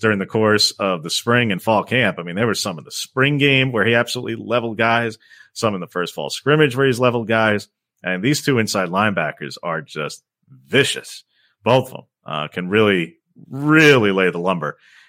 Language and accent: English; Long Island, New York, United States; I'm from Long Island. I can say that.